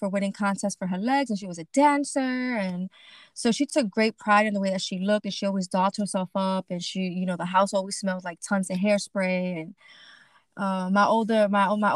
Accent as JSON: {"language": "English", "town": "New York City", "region": "New York", "country": "United States", "tie": "born or raised there", "moved": "as an adult", "lives_now": "New Jersey, United States", "said": "I grew up in Brooklyn, East New York. And I've been living in New Jersey for about 5 years."}